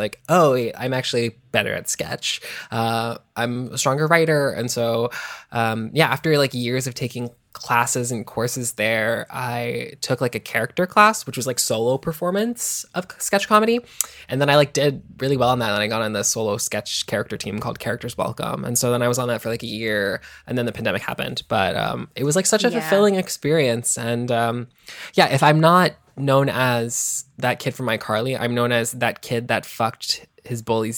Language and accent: English; Atlanta, Georgia, United States; Well, I mean, I'm from Atlanta, so like I grew up, I was like 20, but like with people like Brigitte Bidet from Atlanta, Ellisaurus Rex.